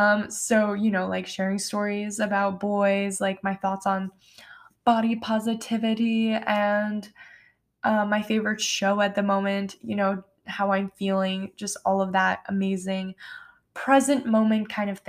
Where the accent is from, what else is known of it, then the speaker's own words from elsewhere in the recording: New York, United States; Yes, I'm from New York, and no, I don't have a New York accent.